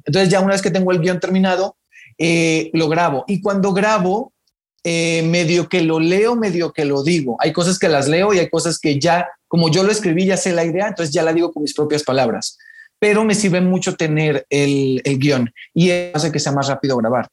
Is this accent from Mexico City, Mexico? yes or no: no; Mexicali, Baja California, Mexico; yo soy de Mexicali, Baja California, entonces allá no hay mucho teatro